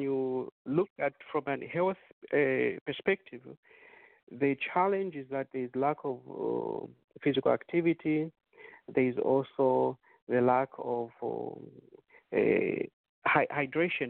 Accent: Zambia; moved away; we were growing up in Zambia

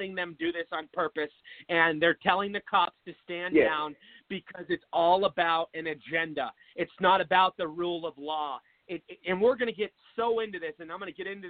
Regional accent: Seattle, Washington, United States; moved away as an adult; now in Phoenix, United States; I was born and raised in Seattle. I moved to Phoenix, Arizona about 8 years ago

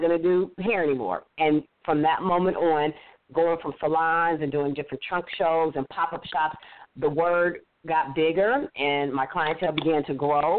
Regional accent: Inglewood, California, United States; moved away as an adult; now in Atlanta, United States; I'm born and raised in Los Angeles, California, Inglewood to be exact. My whole life was in L.A.

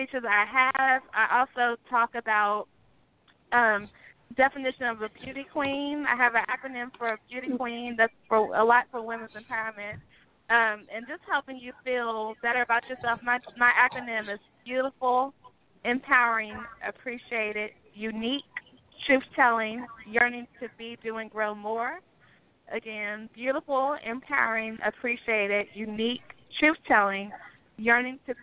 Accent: Greensboro, North Carolina, United States; Greensboro, North Carolina, my hometown

